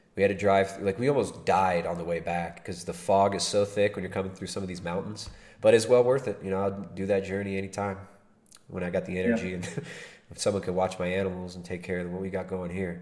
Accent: California, United States; accent: California; my retarded California accent

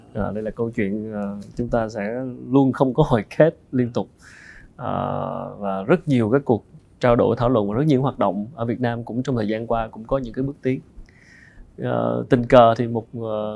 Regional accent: Vietnam; người Việt Nam mình

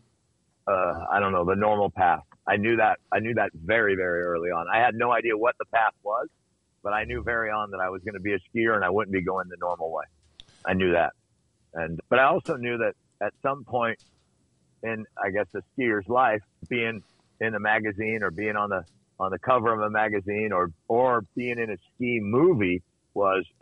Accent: United States; I grew up in the Lake Tahoe area

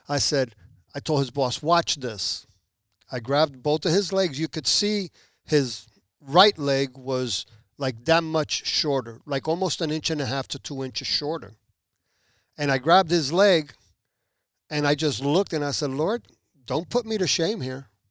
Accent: New Jersey, United States; moved away as an adult; also born or lived in Puerto Rico / Elizabeth, New Jersey / Newark, New Jersey / Belleville, New Jersey; now in Pembroke Pines, United States; at the age of one, my parents moved to the United States, to New Jersey

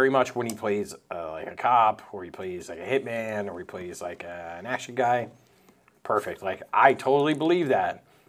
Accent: New Hampshire, United States; I'm from New Hampshire, but, like, I'm, like, pretty close to Boston. People are like, I don't think you have an accent at all.

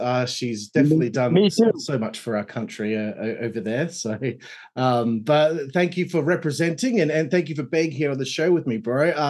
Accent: Australia

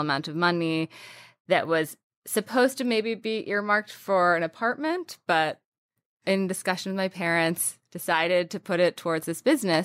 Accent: Washington, District of Columbia, United States; in the D C area

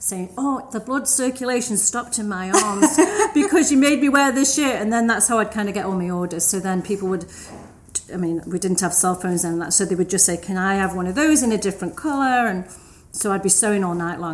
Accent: Stoke-on-Trent, West Midlands, United Kingdom; I grew up in the north of England. It's a town called Stoke-on-Trent

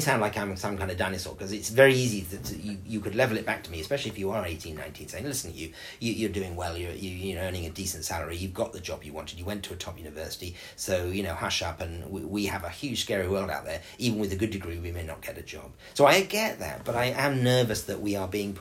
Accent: England, United Kingdom; now in Dubai, United Arab Emirates; a very small rural school in where I grew up in England

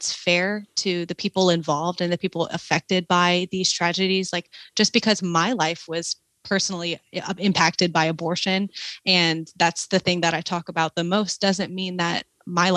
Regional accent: South Louisiana, United States; moved away as an adult; now in Southern California, United States; I was raised in South Louisiana

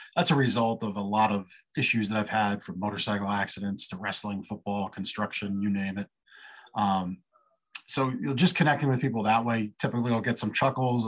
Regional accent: Canada; now in Lancaster, United States; I was born in Canada, lived here legally on the green card for years

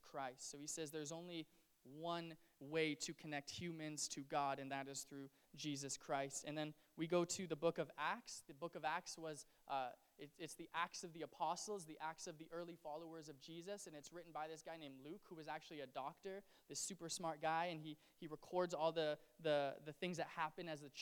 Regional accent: Canada; as a Canadian

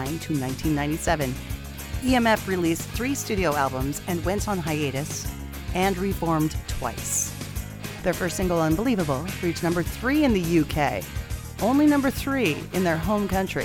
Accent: Edmonton, Alberta, Canada; where I grew up in Edmonton, Alberta

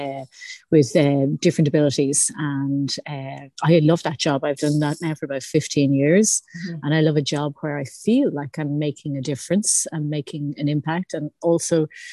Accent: Howth, Leinster, Ireland; moved away as an adult; now in Bray, Ireland; I'm originally from Howth and Sutton, and I now live in Bray with my two children

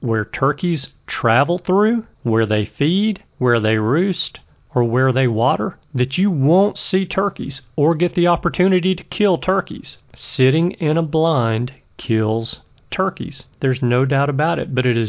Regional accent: Alabama, United States; my home state of Alabama

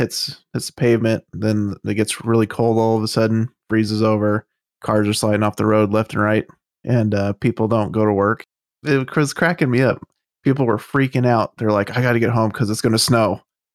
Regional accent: Utah, United States; moved away; I was born in Utah.

